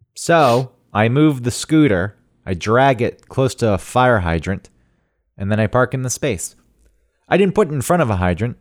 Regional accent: the South, United States; growing up in the South

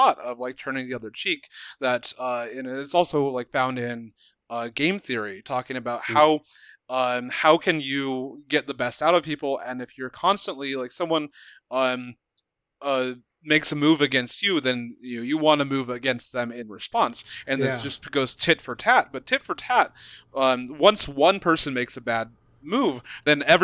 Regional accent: Montana, United States; I grew up in Montana

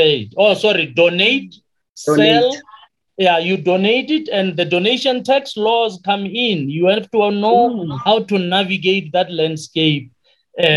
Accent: Limpopo, South Africa; first language Sepedi; English is a second language; moved away; also born or lived in Western Cape; To the people in Limpopo, where I come from, I am really a coconut

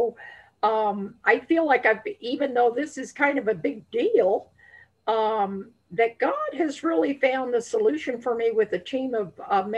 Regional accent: Colorado, United States; also born or lived in La Veta Pass, Colorado / Denver, Colorado; I was born, I'm a native of Colorado, and I was born in on La Vida Pass.

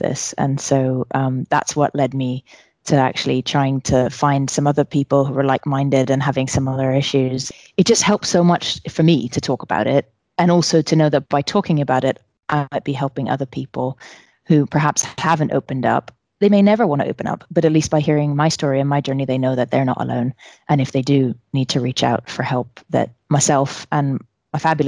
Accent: New York City, New York, United States; moved away as an adult; also born or lived in Iran (ancestry); now in United Kingdom; I grew up in New York City

